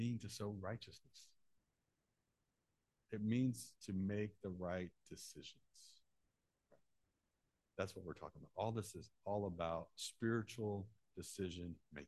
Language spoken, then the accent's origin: English; Central Illinois, United States; I'm from Central Illinois.